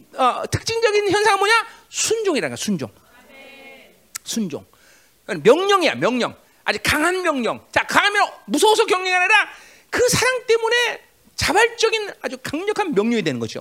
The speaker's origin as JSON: {"language": "Korean", "region": "Seoul", "country": "South Korea", "said": "나도 서울시 종로구 인동이야"}